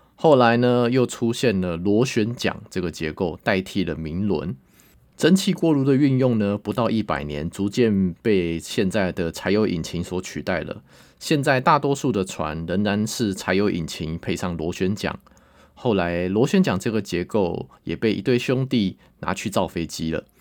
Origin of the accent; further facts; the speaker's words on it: Taiwan; 我们台湾人